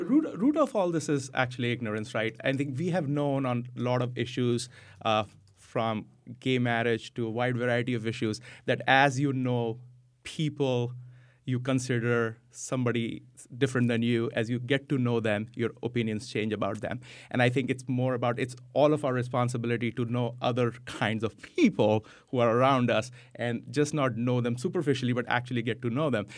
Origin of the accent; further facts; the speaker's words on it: India; moved away as an adult; also born or lived in United States; now in Vernon, United States; I was born in the U S, but I grew up in India, came back here.